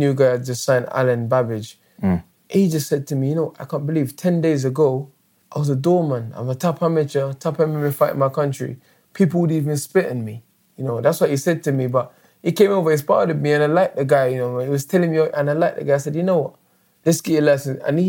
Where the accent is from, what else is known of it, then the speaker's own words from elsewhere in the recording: London, United Kingdom; I'm British. Of course, I'm British and I'm London. Of course, I'm going to say London